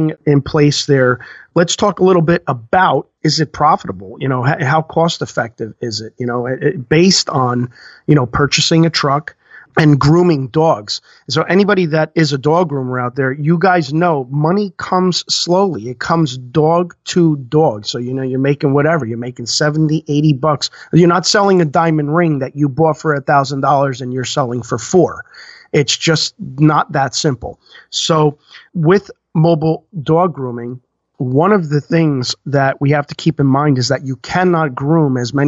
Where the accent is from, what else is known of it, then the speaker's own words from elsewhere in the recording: New Jersey, United States; we're from New Jersey